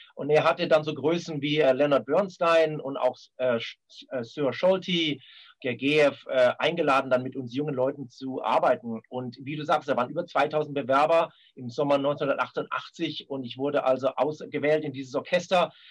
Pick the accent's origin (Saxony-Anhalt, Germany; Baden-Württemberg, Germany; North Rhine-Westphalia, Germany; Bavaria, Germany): Bavaria, Germany; Munich; also born or lived in Karlsruhe; ich bin also in München groß geworden